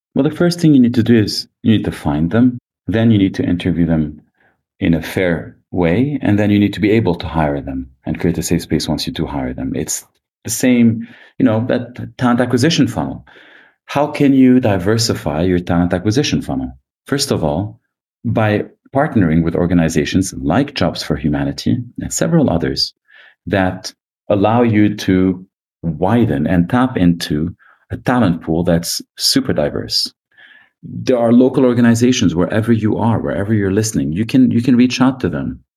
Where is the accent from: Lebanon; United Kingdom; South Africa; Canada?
Lebanon; I grew up in Lebanon